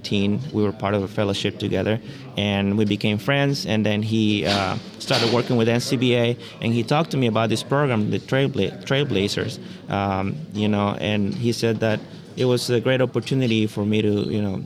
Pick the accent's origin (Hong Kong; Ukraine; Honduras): Honduras; moved away as an adult; also born or lived in Costa Rica / Texas / California; now in Davis, United States; I am from Honduras originally. I was born and raised there